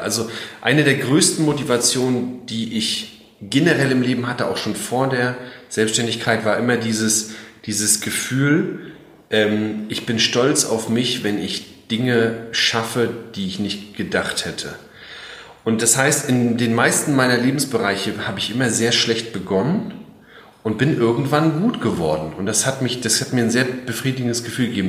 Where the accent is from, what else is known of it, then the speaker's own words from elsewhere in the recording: Mecklenburg-Vorpommern, Germany; also born or lived in Berlin / France; now in Schwerin, Germany; ich bin in Mecklenburg aufgewachsen, ja, nicht hier direkt in Schwerin, noch weiter raus quasi.